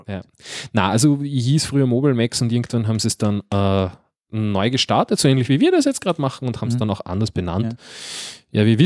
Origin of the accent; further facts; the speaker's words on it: Upper Austria, Austria; Äh, ich bin, ein Oberösterreicher, äh, ein Zurkreister.